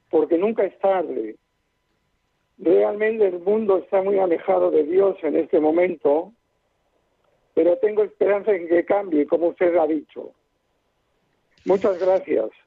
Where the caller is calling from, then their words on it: Villa del Prado, Community of Madrid, Spain; No, yo, yo soy de Villa del Prado.